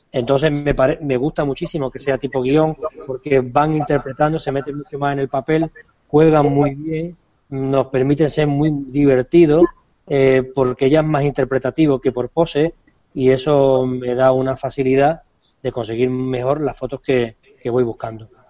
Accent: Argentina; Perdóname si me libro, pero soy argentino

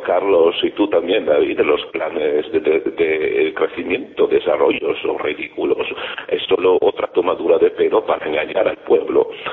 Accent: Greece; en mi país

